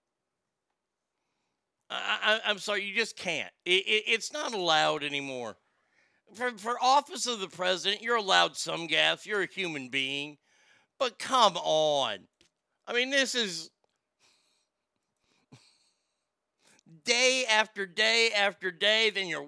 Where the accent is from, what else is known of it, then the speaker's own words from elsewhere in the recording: Texas, United States; I grew up in Texas